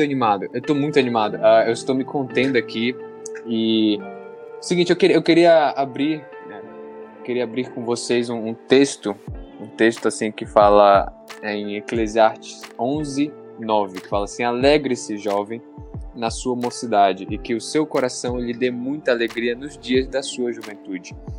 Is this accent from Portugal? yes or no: no; Santarém, Pará, Brazil; now in Boa Vista, Brazil; moro em Roraima, Boa Vista, e nasci no Pará, em Santarém